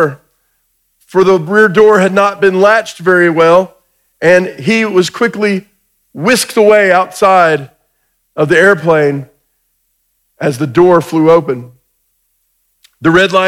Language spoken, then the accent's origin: English; Georgia, United States; I'm from Georgia.